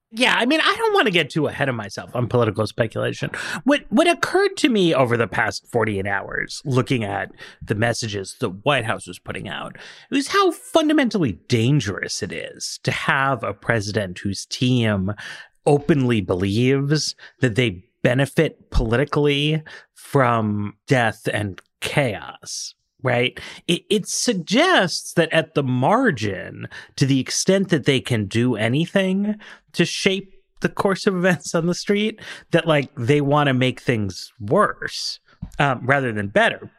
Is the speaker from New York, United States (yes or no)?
yes; New York, United States; I grew up in New York.